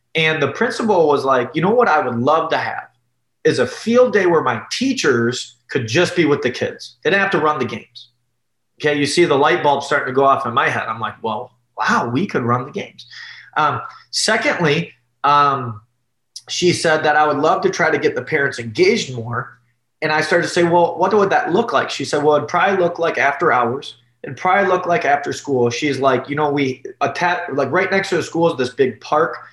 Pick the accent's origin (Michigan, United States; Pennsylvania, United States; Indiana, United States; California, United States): Michigan, United States; Detroit; also born or lived in Columbus, Ohio / Ann Arbor, Michigan; I grew up in the Detroit area, okay, just south of Detroit.